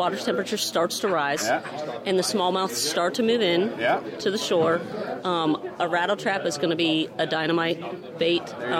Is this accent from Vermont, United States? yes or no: yes; Vermont, United States; moved away; I'm actually from Vermont.